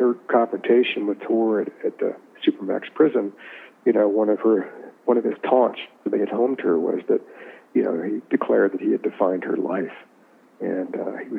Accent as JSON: {"language": "English", "town": "Richmond", "region": "Virginia", "country": "United States", "tie": "born or raised there", "said": "I grew up in Richmond"}